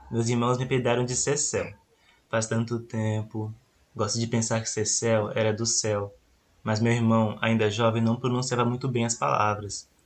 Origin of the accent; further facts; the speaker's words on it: Bahia, Brazil; Nasci na fazenda de Cabaceiras, em 47, próximo à vila de Curralinho. Sou do sertão da Bahia